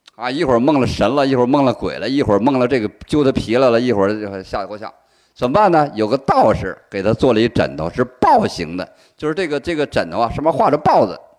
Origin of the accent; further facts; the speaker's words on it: China; 我们中国人